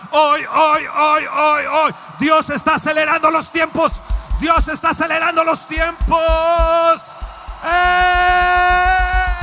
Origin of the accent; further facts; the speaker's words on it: Mexico; Como mexicanos, como latinos